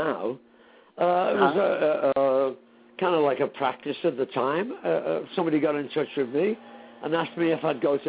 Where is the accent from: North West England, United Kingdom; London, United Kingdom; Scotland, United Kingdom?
North West England, United Kingdom; Liverpool; I was growing up in Liverpool